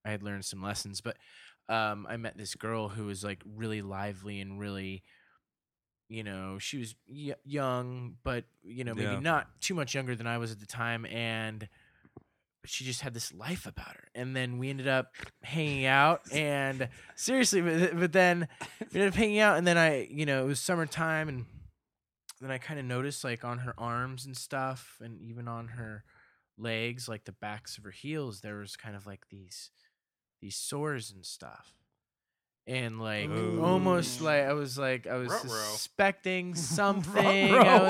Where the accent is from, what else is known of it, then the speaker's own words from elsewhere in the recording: Denver, Colorado, United States; moved away as an adult; also born or lived in Boulder, Colorado; now in Los Angeles, United States; I was born in Denver, raised in the suburbs